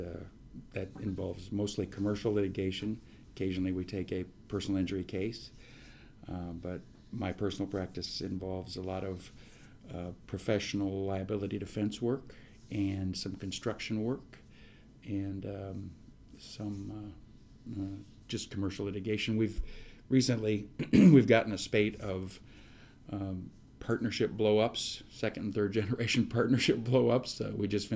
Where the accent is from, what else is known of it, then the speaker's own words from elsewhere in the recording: Des Moines, Iowa, United States; moved away as an adult; now in Omaha, United States; I grew up in Iowa, grew up in Des Moines, and went to school at Drake for undergrad